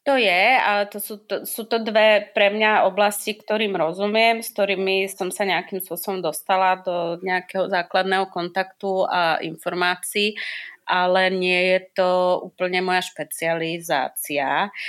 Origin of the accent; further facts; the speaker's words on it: Slovakia; now in Czech Republic; ja som taká strašne slovenská